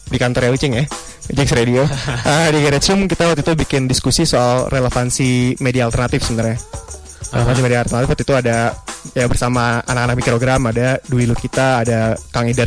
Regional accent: Bekasi, West Java, Indonesia; di kota gue berasal itu Bekasi.

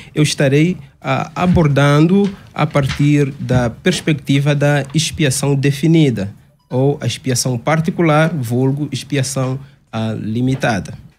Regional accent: Angola; also born or lived in Caucaia do Alto, Cotia, Brazil; now in Cotia, Brazil; sou angolano, de facto, e estamos servindo a Deus em Angola

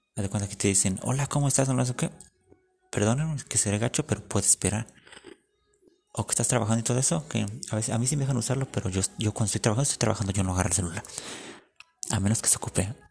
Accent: Mexico

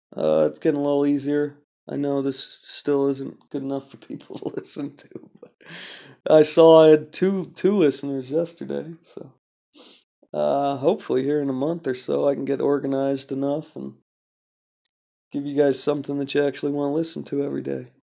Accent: California, United States; I'm from California

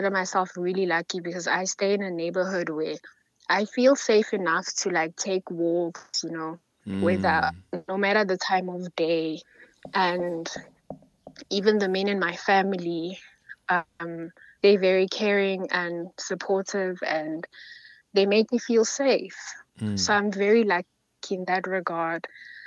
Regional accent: South Africa; it's hard being a South African woman.

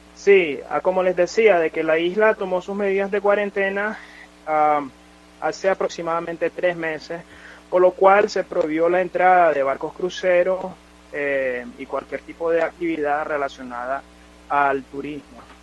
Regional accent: Nicaragua; moved away as an adult; now in Cayman Islands; el regreso a nuestra patria, que es un derecho constitucional que tenemos como nicaragüenses

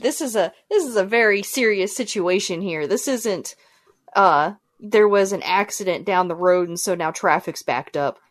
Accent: United States

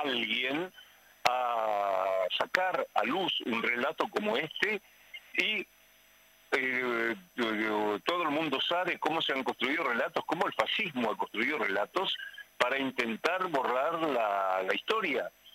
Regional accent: Paraguay; moved away; mi país de origen, que es el Paraguay

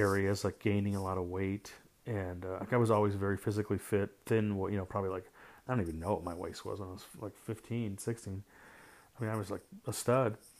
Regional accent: St. Louis, Missouri, United States; I grew up in Saint Louis

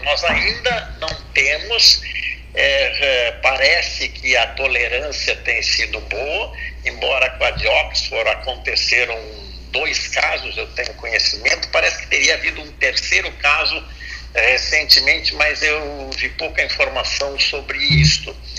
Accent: Brazil; como brasileiro

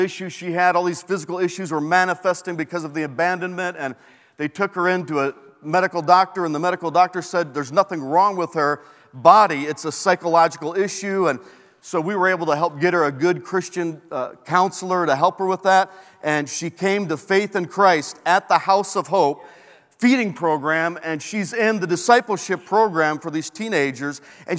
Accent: Peru; born there; I was born in Peru

